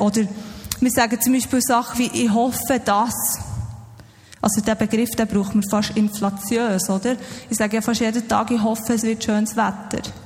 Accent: Switzerland; uns als Schweizer

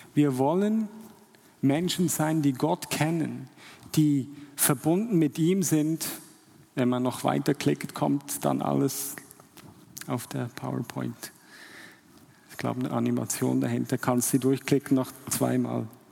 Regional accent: Switzerland; als Schweizer

